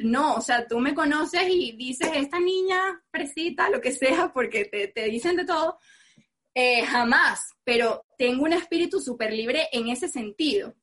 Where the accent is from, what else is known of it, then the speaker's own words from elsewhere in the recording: Venezuela; soy venezolana, que soy mujer, que soy morena